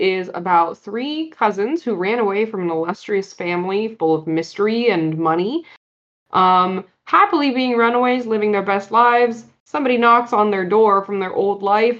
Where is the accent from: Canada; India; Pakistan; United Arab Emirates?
Pakistan; now in Silicon Valley, United States; I am talking about the fact that I am a Pakistani who moved to Silicon Valley with my dad and my family.